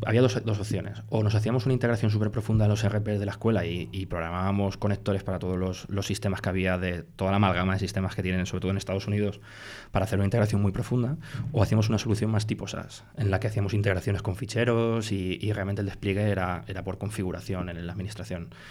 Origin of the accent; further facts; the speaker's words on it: Iniesta, Castilla-La Mancha, Spain; moved away as an adult; now in Madrid, Spain; en mi pueblo en, en Iniesta en, Cuenca de, de, pequeño